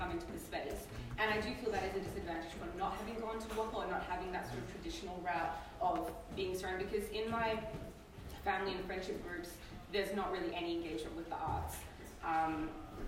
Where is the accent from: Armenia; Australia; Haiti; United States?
Australia; Perth, Western Australia; I was born in Perth, but my parents came 10, 11 months before that to Australia as refugees.